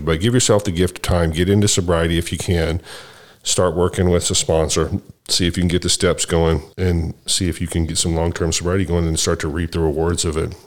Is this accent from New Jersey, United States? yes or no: no; Dallas, Texas, United States; I grew up in Dallas, Texas